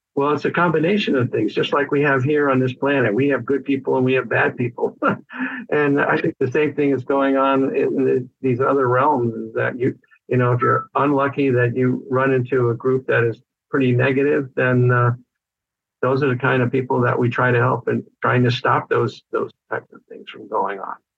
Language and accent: English; Connecticut, United States; moved away as an adult; also born or lived in Vermont; now in California, United States; I was raised in Connecticut